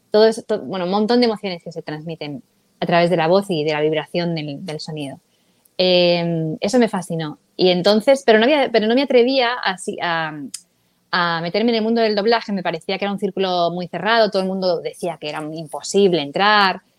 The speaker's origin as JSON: {"language": "Spanish", "town": "Madrid", "region": "Community of Madrid", "country": "Spain", "tie": "born or raised there", "moved": "as an adult", "lives_now": "Los Angeles, United States", "said": "Crecí allí, allí estudié periodismo, eh, empecé también con la música, bueno, y a los 24"}